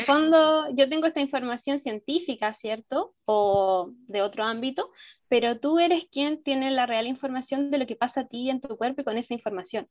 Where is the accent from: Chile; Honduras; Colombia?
Chile; yo soy de Chile